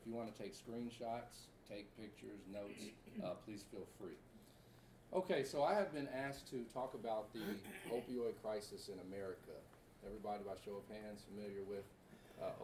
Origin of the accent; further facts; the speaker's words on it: Baytown, Texas, United States; moved away as an adult; also born or lived in Dallas, Texas / Corona, California; I'm from Baytown, Texas, 15 miles outside of Houston.